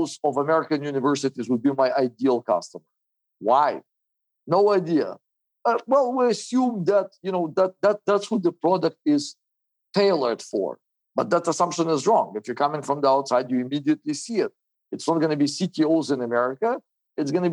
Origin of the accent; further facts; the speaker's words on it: Israel; also born or lived in Soviet Union; I was born in the Soviet Union in 1981, moved to Israel in the 90s